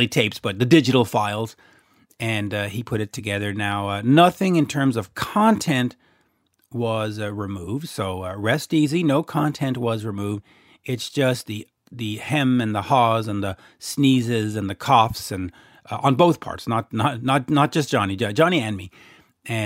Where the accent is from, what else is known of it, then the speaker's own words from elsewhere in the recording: Canada; accent: Canadian; in my Canadian accent